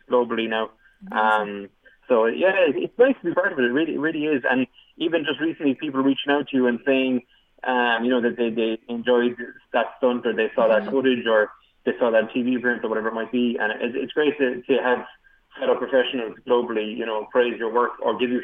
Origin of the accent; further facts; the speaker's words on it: Ireland; I'm the only Irish escape artist